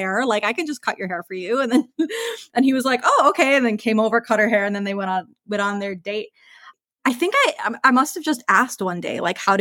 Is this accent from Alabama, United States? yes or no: no; Minnesota, United States; moved away as an adult; also born or lived in Long Beach, California, United States; now in Azusa, United States; my dad is from the east side of St. Paul in Minnesota, which is in the Midwest